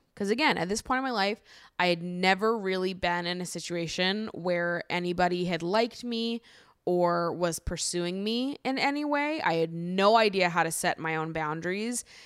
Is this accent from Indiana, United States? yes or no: no; Hopkinton, Massachusetts, United States; I grew up in Hopkinton, Massachusetts